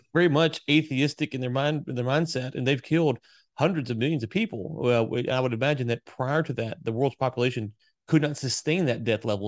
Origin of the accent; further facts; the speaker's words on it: the South, United States; I grew up in the South